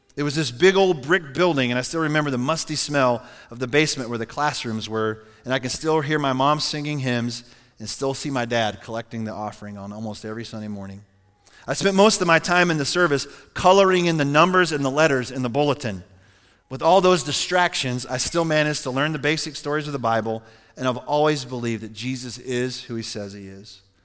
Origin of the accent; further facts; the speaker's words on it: Cheyenne, Wyoming, United States; I was born in Cheyenne, Wyoming, August seventeenth, nineteen sixty-nine.